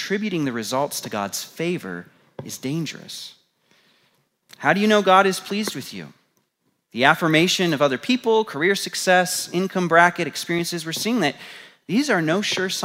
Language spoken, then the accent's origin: English; United States; being American